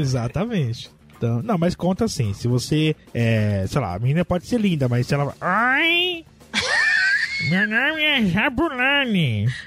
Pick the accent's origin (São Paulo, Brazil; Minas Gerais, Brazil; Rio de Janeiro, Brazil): São Paulo, Brazil; aqui em São Paulo, principalmente na Zona Norte, que é onde eu nasci, eu conheço tudo aqui